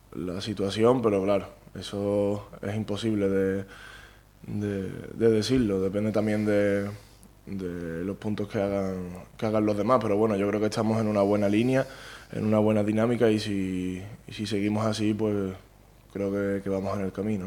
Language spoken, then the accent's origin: Spanish; Palma del Río, Andalusia, Spain; moved away as an adult; also born or lived in Pontevedra; Yo nací en Palma del Río, mi casa está en Palma del Río, mi familia es de Palma del Río toda la vida